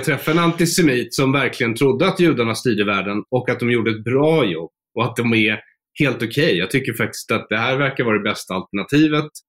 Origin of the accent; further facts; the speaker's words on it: Sweden; jag är ju svensk